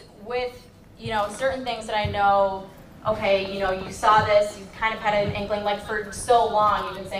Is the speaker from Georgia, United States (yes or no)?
no; Buffalo, New York, United States; moved away as an adult; now in Chicago, United States; I'm originally from Buffalo, go Bills. I just moved to Chicago.